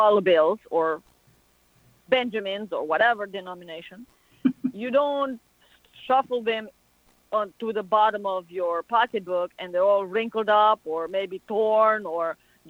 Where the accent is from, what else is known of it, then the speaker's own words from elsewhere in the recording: Romania; moved away as an adult; now in United States; I'm from Romania. So I come from a country that has a whole lot of superstition.